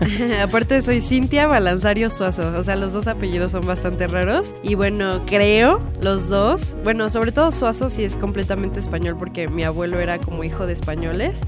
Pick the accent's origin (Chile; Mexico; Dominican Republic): Mexico; now in Mexico City, Mexico; yo soy una provinciana que vino a cumplir sus sueños a la Ciudad de México